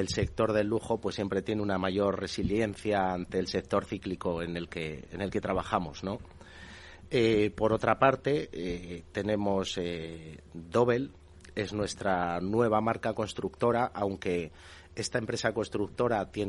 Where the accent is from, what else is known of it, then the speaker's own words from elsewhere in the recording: Castile, Spain; nosotros somos castellanos de nacimiento, por supuesto, Castilla es una comunidad autónoma maravillosa, seguiremos trabajando allí